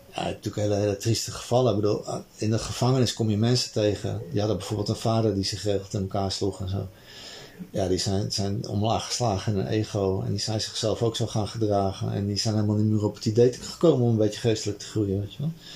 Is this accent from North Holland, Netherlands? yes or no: yes; Amsterdam, North Holland, Netherlands; die buurt waar ik opgegroeid ben, zeg in Amsterdam-Noord